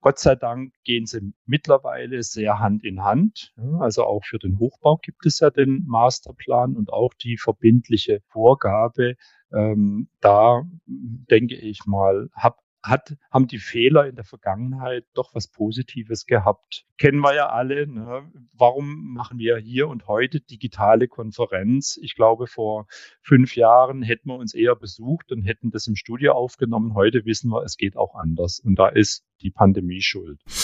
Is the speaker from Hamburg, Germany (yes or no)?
yes; Hamburg, Germany; also born or lived in Stuttgart; ich komme aus Hamburg